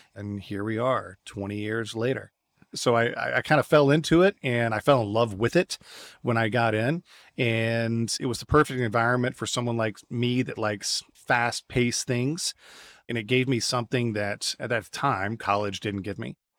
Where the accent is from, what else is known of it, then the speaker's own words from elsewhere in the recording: United States; moved away as an adult; also born or lived in Russia / California / Houston; now in Santiago, Chile; being an American